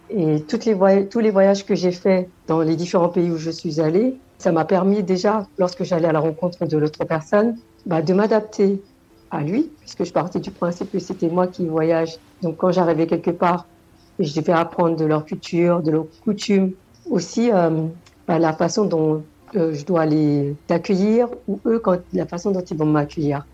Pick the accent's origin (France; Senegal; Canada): Senegal; moved away; je viens du Sénégal